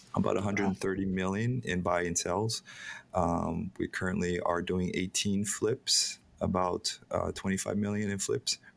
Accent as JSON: {"language": "English", "town": "Hilo", "region": "Hawaii", "country": "United States", "tie": "born or raised there", "said": "I'm born and raised in Hawaii. I was born on a pot farm in Hilo"}